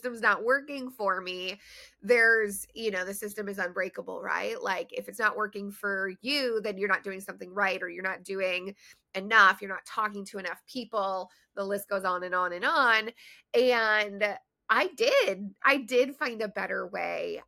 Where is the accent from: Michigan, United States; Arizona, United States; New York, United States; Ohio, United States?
Michigan, United States; Detroit; moved away as an adult; also born or lived in Maryland / Chicago / Denver; I grew up in Metro Detroit in Michigan